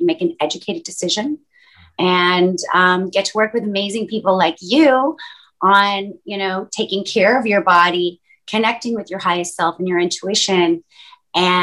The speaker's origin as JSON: {"language": "English", "country": "Canada", "tie": "born or raised there", "moved": "as an adult", "lives_now": "Los Angeles, United States", "said": "My family's from Northern Europe. And my mom immigrated to Canada to have me and to raise me"}